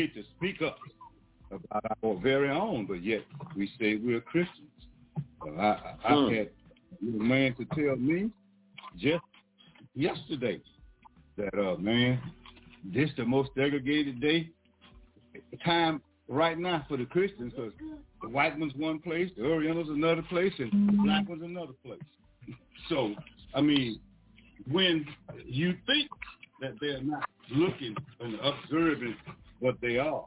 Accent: Louisiana, United States; I was born in Louisiana, if you got hurt, you had to travel almost 100 miles to the nearest hospital

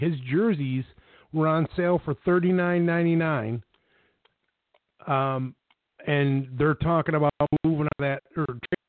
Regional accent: Buffalo, New York, United States; Better than my hometown Buffalo Bills

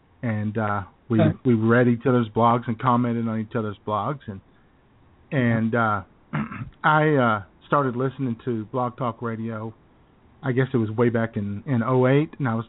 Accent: Arkansas, United States; I'm from Arkansas.

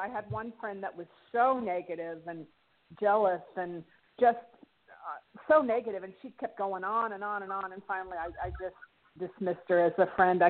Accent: Santa Barbara, California, United States; I'm from California, Santa Barbara.

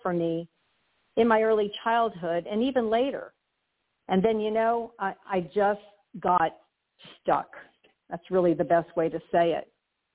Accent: Hialeah, Florida, United States; I was born in Hialeah, Florida

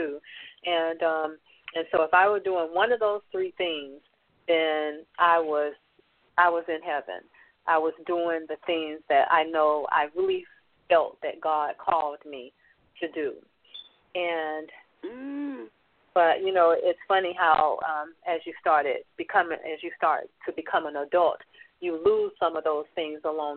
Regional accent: Atlanta, Georgia, United States; I grew up in Atlanta, Georgia, and I'm a product of the project

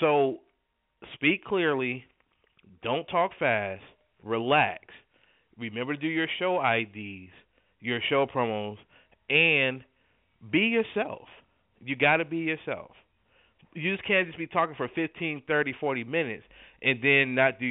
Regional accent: Buffalo, New York, United States; moved away; I'm originally from Buffalo, New York.

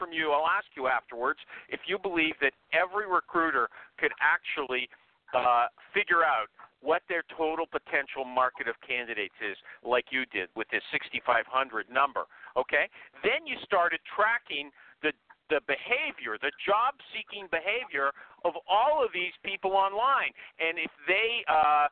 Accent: Canada; I'm Canadian.

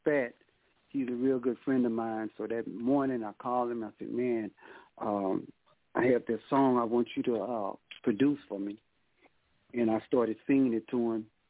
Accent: Baton Rouge, Louisiana, United States; now in Houston, United States; I'm from Baton Rouge, Louisiana. I'm living in Houston right now.

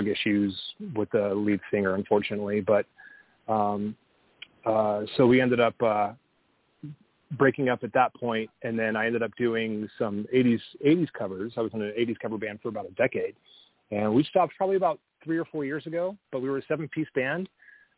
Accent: Littleton, Colorado, United States; moved away as an adult; also born or lived in San Diego; now in Seattle, United States; I ended up moving from San Diego to Colorado, where I spent a lot of time growing up in Littleton

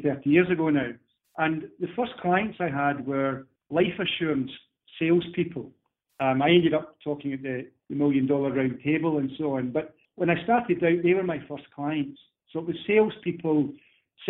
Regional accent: Scotland, United Kingdom; being a Scotsman myself

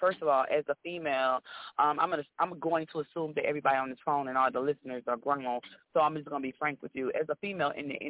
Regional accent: Houston, Texas, United States; moved away; also born or lived in Atlanta / Los Angeles; I'm from Houston, but by way of Atlanta.

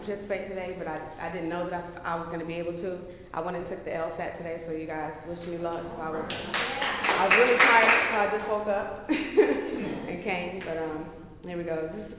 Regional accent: Florida, United States; also born or lived in Austin; now in Dallas, United States; I'm originally from Florida, but I've been in Texas for forever, so I'm a native of Austin is what I say. So Austin, but I've been in Dallas for like 3-4 years now.

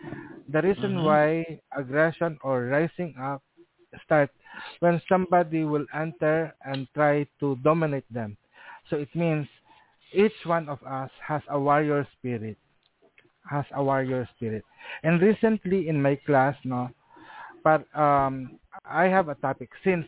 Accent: Philippines

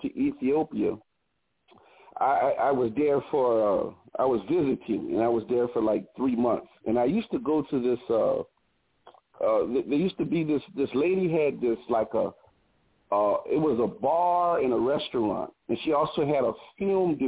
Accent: United States; the people just didn't even know that I was from the United States.

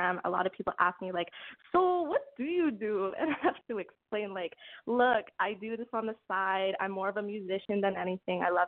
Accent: Calgary, Alberta, Canada; I'm from Calgary, Alberta

